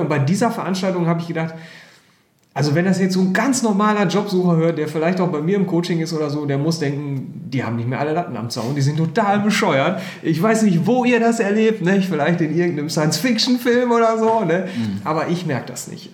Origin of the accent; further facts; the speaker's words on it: Herford, North Rhine-Westphalia, Germany; als gebürtiger Herforder